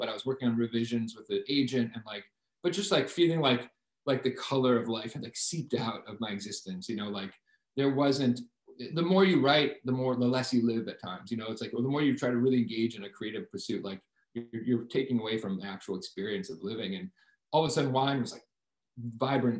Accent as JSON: {"language": "English", "area": "Martha's Vineyard", "region": "Massachusetts", "country": "United States", "tie": "born or raised there", "also_born_or_lived": "San Miguel de Allende, Mexico", "moved": "as an adult", "lives_now": "Montreal, Canada", "said": "I grew up on Martha's Vineyard, which, for the record, is not a wine region. It's an island off the coast of Massachusetts"}